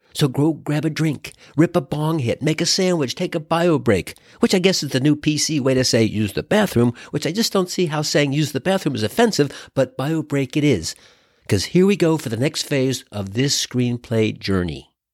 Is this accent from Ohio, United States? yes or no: yes; Cincinnati, Ohio, United States; now in Mill Valley, United States; I was born in Cincinnati